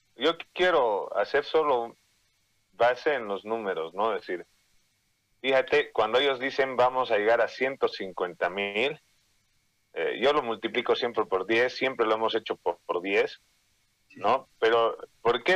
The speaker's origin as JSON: {"language": "Spanish", "country": "Bolivia", "said": "como bolivianos"}